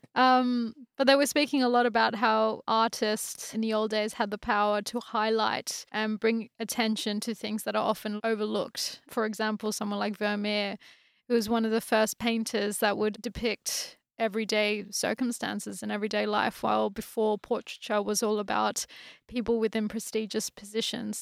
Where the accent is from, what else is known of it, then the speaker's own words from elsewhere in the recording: Australia; moved away as an adult; also born or lived in France; now in United Kingdom; been born and raised in Australia